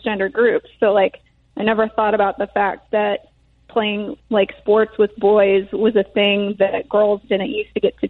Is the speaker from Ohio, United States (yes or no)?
no; Lake Bluff, Illinois, United States; we grew up in Lake Forest and Lake Bluff for me